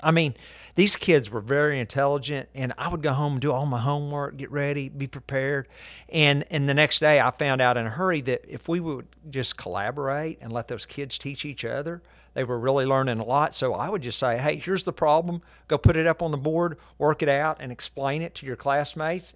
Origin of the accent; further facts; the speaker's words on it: Guthrie, Oklahoma, United States; I was born in Guthrie